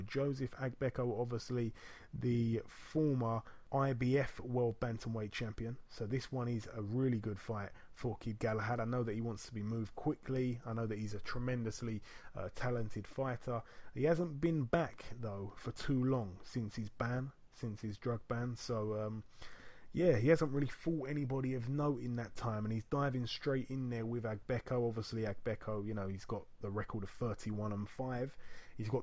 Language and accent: English; United Kingdom; being a Brit